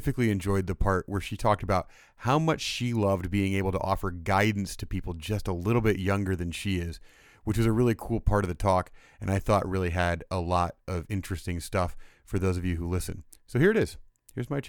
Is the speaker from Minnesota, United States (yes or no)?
no; Indiana, United States; my home state, Indiana